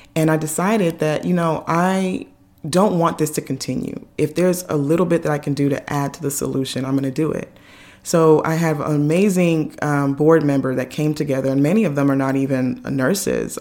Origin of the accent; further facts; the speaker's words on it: Nigeria; me being Nigerian, you know, all the aunties and uncles want to come over and cook and do all those things